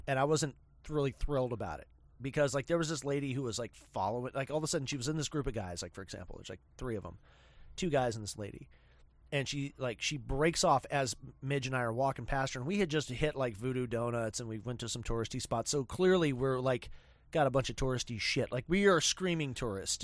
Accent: Spokane, Washington, United States; I'm from Spokehampton

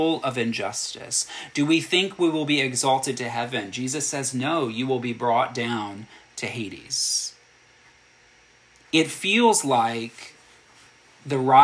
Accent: United States; as an American citizen and a Christian.

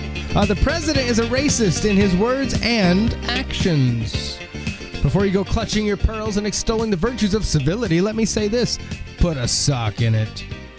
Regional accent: New Jersey, United States; also born or lived in Maryland; Number three, I grew up in New Jersey and Maryland and now have family in Longboat Key, Florida.

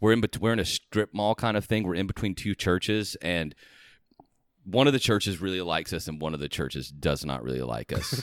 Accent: Georgia, United States; moved away; I'm originally from Georgia

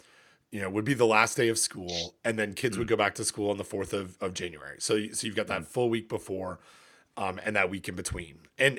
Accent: Ontario, Canada; it's certainly warmer than it is in where I grew up in Ontario.

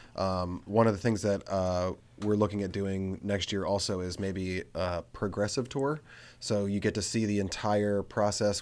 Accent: Frederick, Maryland, United States; I'm from Frederick

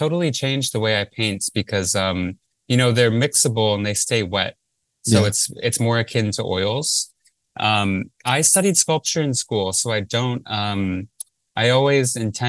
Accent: Livonia, Michigan, United States; moved away; I'm from Livonia, which is a suburb of Detroit in Michigan.

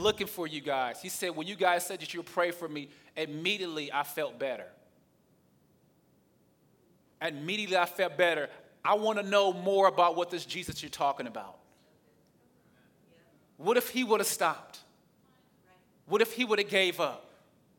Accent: the South, United States; accent: southern; my southern accent or my southern slang

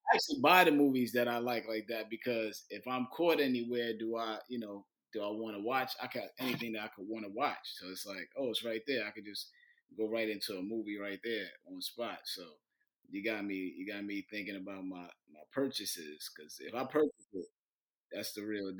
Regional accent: New York City, New York, United States; I'm from Brooklyn

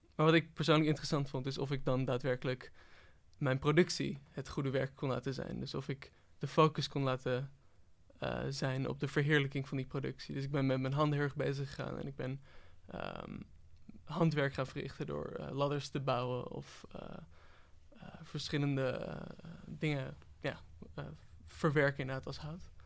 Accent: Netherlands; als Nederlander

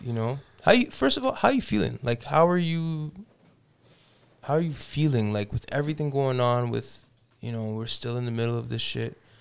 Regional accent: Toronto, Ontario, Canada; now in Edmonton, Canada; I grew up in Toronto

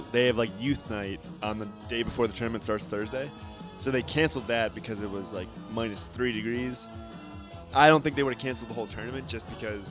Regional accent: Washington, District of Columbia, United States; We're like, "No, we're from like D.C."

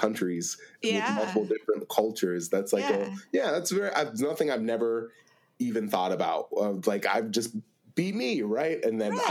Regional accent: Pennsylvania, United States; I'm from Pennsylvania, like a state over

